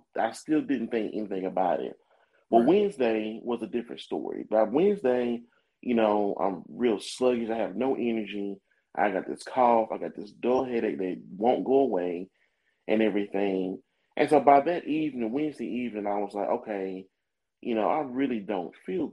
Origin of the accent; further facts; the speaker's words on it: Muscle Shoals, Alabama, United States; Born and raised in Muscle Shoals, Alabama.